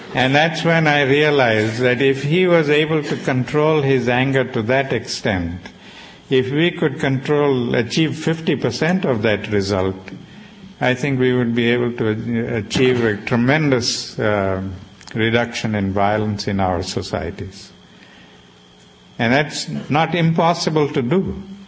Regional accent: South Africa; I was growing up in South Africa

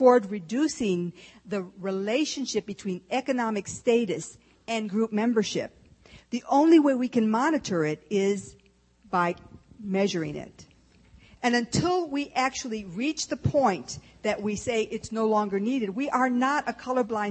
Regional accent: Texas, United States; moved away; also born or lived in Michigan; I was born in Texas. Lone Star

